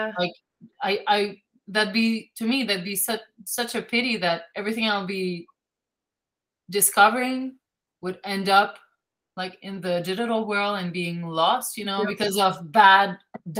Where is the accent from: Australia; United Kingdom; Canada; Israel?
Canada; English is a second language; I'm French Canadian